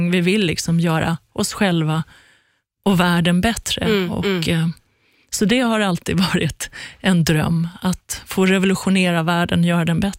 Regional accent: Iran; att mista mitt liv liksom, när vi flydde från Iran.

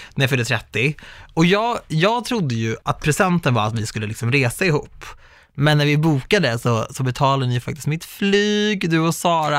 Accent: Sweden; jag är minsann svensk

